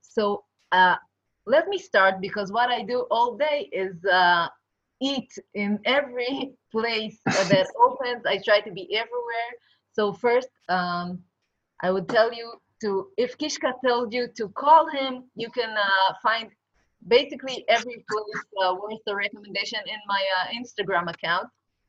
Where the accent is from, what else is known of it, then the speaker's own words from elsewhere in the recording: New York, United States; We're from New York.